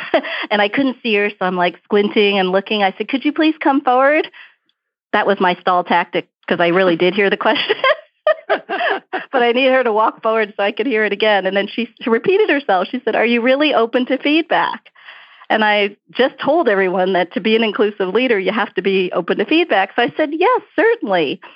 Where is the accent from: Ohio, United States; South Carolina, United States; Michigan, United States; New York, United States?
New York, United States; New York City; accent: Brooklyn; also born or lived in Houston; now in Dallas, United States; You can't hear my Brooklyn accent. My parents were really strict about speaking English at home because they didn't want me to grow up with an accent